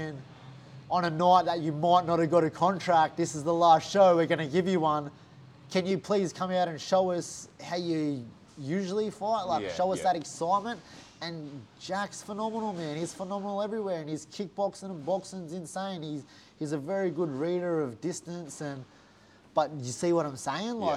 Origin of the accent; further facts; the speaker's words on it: Gold Coast, Queensland, Australia; I've got here from the Gold Coast